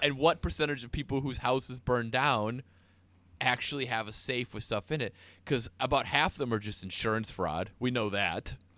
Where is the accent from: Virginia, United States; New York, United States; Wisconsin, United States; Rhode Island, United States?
Wisconsin, United States; North Woods of; growing up in the North Woods of Wisconsin